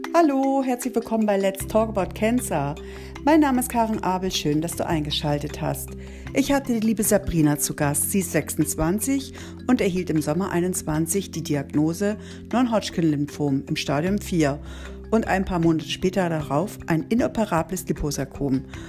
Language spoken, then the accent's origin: German; Oldenburg, Lower Saxony, Germany; meiner Heimatstadt Oldenburg